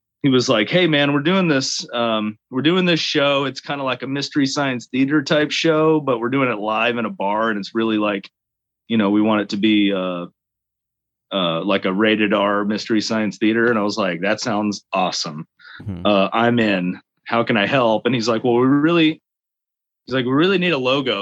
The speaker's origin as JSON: {"language": "English", "town": "Sinton", "region": "Texas", "country": "United States", "tie": "born or raised there", "also_born_or_lived": "Arlington, Texas", "moved": "as an adult", "lives_now": "Fort Worth, United States", "said": "I come from South Texas down in near Corpus Christi."}